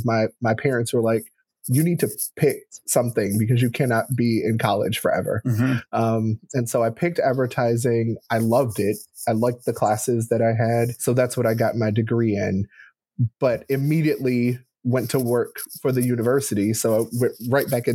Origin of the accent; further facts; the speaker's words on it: Gary, Indiana, United States; I grew up in Gary, Indiana